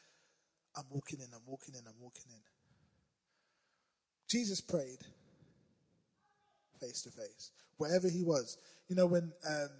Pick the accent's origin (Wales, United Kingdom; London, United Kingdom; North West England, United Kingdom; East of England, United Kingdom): London, United Kingdom; I'm from South London